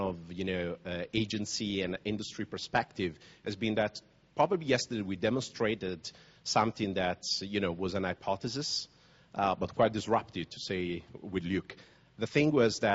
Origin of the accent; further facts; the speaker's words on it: Naples, Campania, Italy; I was born in Naples